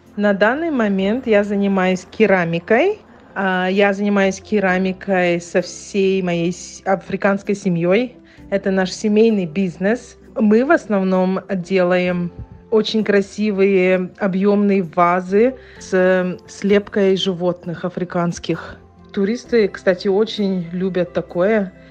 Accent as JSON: {"language": "Russian", "area": "Yakutia", "region": "Sakha Republic", "country": "Russia", "moved": "yes", "lives_now": "Johannesburg, South Africa"}